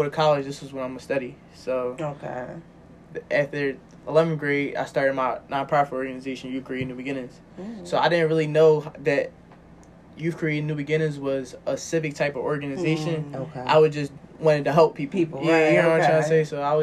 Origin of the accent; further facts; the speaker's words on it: Philadelphia, Pennsylvania, United States; I'm from Logan. But I grew up in Longcrest and Logan